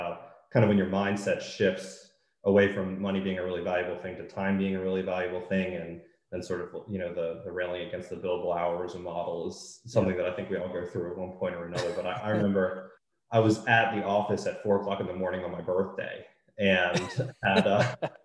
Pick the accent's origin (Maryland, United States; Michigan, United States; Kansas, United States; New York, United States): Maryland, United States; I grew up in Maryland and went to school there